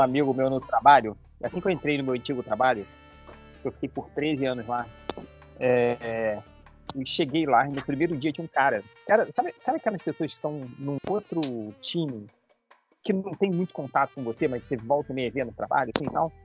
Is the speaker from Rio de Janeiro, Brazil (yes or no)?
yes; Rio de Janeiro, Brazil; now in United States; eu sou do Rio de Janeiro